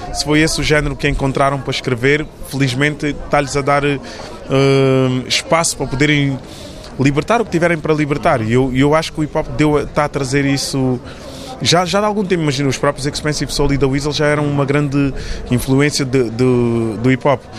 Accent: Portugal; nós, como portugueses

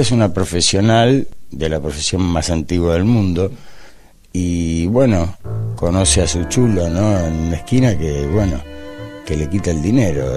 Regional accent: Buenos Aires, Argentina; como porteño, todos los porteños tenemos el derecho y el deber de hacer el tango a nuestro sentimiento

